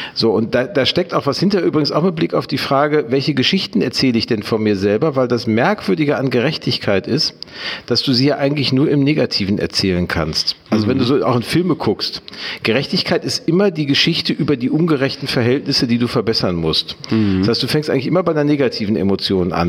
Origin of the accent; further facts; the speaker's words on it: Gelsenkirchen, North Rhine-Westphalia, Germany; moved away as an adult; also born or lived in Dortmund; now in Hamburg, Germany; Ich bin in Gelsenkirchen groß geworden